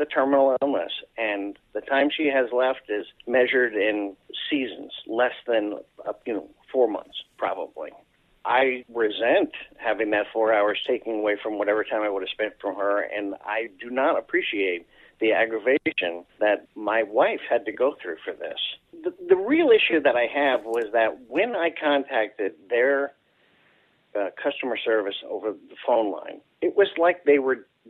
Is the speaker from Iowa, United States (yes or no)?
no; outside of New York City, United States; I grew up in New York, outside of New York City